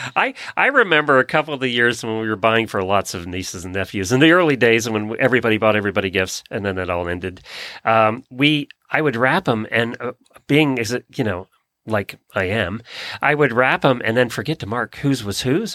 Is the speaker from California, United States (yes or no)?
no; Lancaster County, Pennsylvania, United States; now in Ocala, United States; growing up in Lancaster County